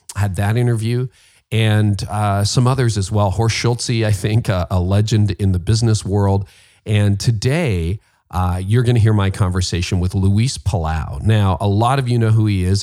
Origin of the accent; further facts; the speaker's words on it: Canada; I'm Canadian